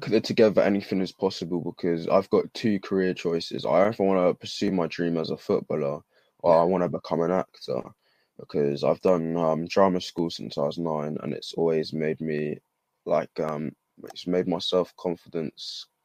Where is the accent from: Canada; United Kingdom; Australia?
United Kingdom; Bournemouth, South West England; I wouldn't expect my hometown to be in the Premier League